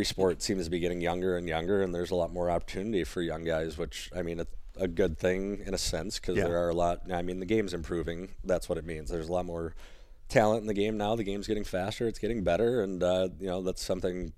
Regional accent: Detroit, Michigan, United States; I'm from Detroit

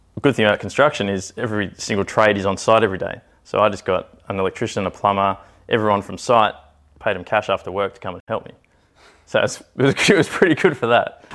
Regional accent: Canberra, Australian Capital Territory, Australia; I grew up in Canberra, but traveled with the circus pretty much up until the age of eighteen, nineteen

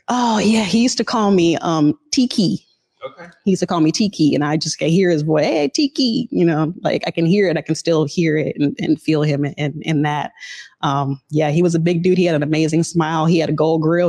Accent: Seattle, Washington, United States; I was very fortunate to grow up in the historically black central district

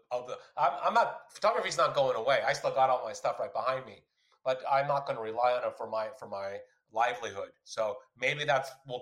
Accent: United States; me as an American, I would look at it and be like

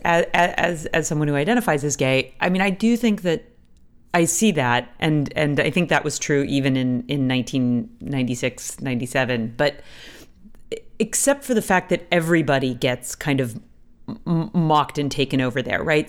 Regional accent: United States; moved away as an adult; now in Toronto, Canada; as an American, recently moved to Canada

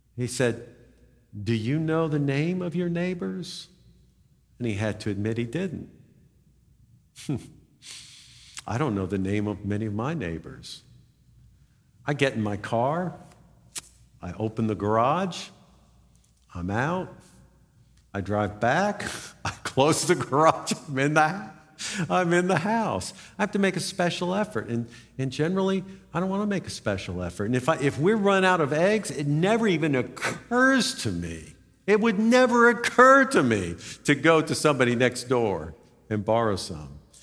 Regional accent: United States; I'm an American.

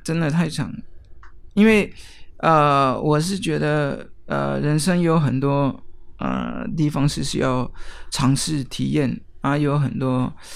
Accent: near Geneva, Switzerland; Chinese is a second language; now in Taiwan; 我来自瑞士，呃，日内瓦的附近

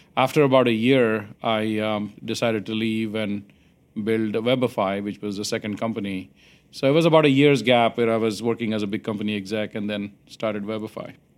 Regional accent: India; now in United States; I grew up in India

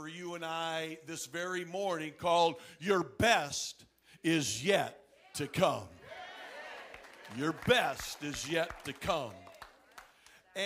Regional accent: Flint, Michigan, United States; moved away; also born or lived in Ann Arbor, Michigan; I was born and raised in Michigan, born in Ann Arbor.

